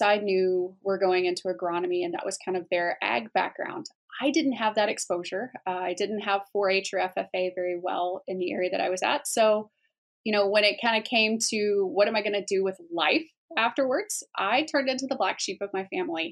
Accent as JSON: {"language": "English", "region": "Northeast Arkansas", "country": "United States", "tie": "born or raised there", "moved": "yes", "lives_now": "Iowa, United States", "said": "I grew up in Northeast Arkansas"}